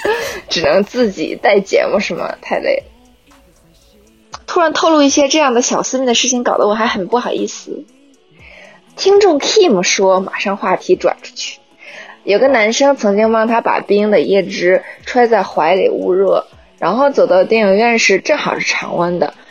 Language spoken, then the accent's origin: Chinese; Northeast China, China; 我是东北人呀。